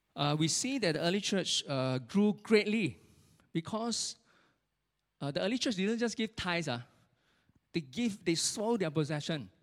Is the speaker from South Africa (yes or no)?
no; Singapore; as Singaporean